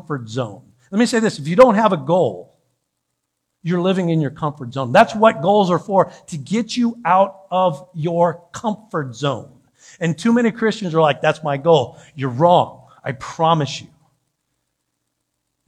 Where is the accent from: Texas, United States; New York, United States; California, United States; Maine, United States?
California, United States; San Diego; I'm from San Diego.